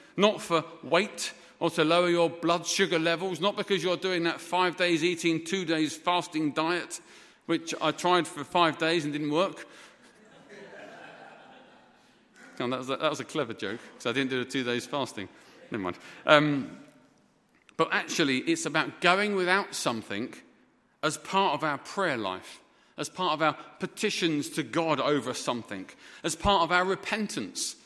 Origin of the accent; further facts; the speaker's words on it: England, United Kingdom; moved away as an adult; also born or lived in Dhaka, Bangladesh; for being English